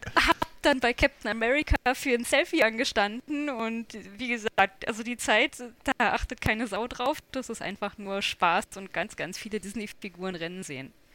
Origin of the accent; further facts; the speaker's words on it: Berlin, Germany; ich bin Berlinerin